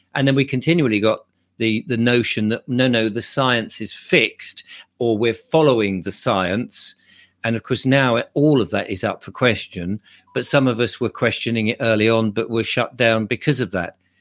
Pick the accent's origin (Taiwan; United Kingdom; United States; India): United Kingdom; England